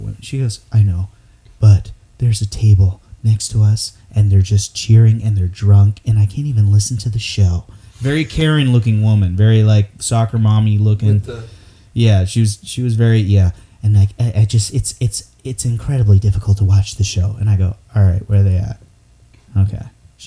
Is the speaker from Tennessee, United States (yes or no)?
no; Newport News, Virginia, United States; also born or lived in Arkansas; now in Austin, United States; I'm from Virginia